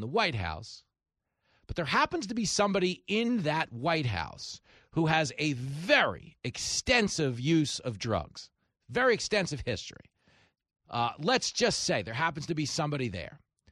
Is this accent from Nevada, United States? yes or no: no; Levittown, New York, United States; I grew up in Levittown, post-World War II veterans, returning home from the war to buy houses with the GI Bill